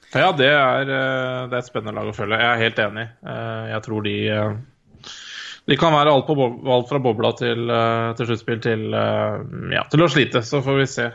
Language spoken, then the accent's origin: Norwegian; Norway; jeg er jo, jeg er nordmann